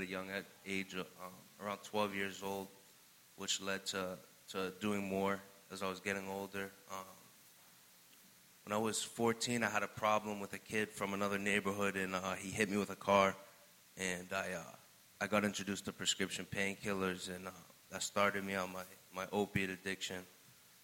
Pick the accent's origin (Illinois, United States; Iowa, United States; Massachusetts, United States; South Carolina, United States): Massachusetts, United States; Fitchburg; I'm from Fitchburg, Massachusetts. Growing up, I had a great life